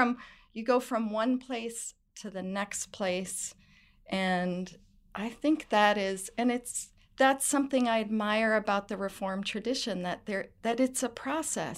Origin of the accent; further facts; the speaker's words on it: New Hampshire, United States; I'm from New Hampshire and was raised in the United Church of Christ